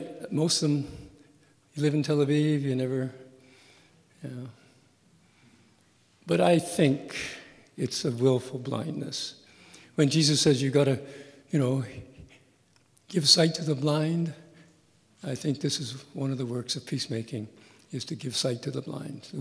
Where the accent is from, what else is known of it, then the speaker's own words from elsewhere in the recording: Canada; I'm a Canadian citizen